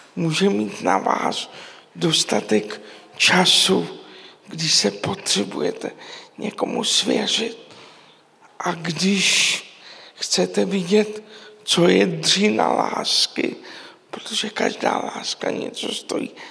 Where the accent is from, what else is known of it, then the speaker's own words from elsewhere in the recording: Prague, Czechia; já jsem vyrůstal v Praze v jedličkárně